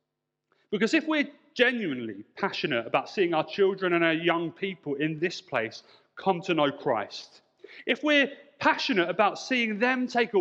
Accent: Portsmouth, South East England, United Kingdom; I grew up in Portsmouth, and if you know Portsmouth, you may know that Portsmouth is an island

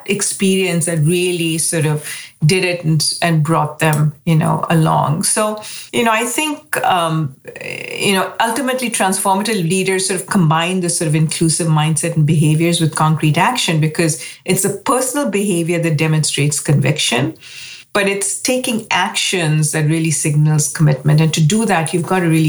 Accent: India; moved away as an adult; now in United States; I grew up in India, you know, came to the United States to go to graduate school.

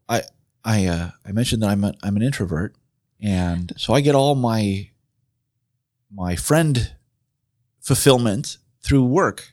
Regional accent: Southern California, United States; moved away as an adult; also born or lived in South Jersey; now in Marion, Indiana, United States; most of my growing up in, in Southern California

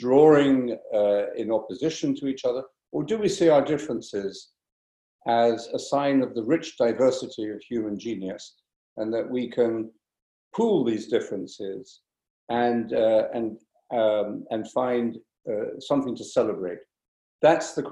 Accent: London, United Kingdom; also born or lived in Cork; now in France; I was born actually in London

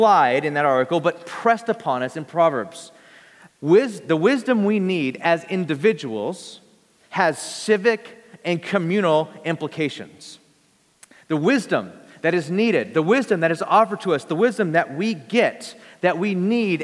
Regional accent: Bakersfield, California, United States; I'm from Bakersfield, I'm a simple folk. You know, I just come from a simple place, Bakersfield, California

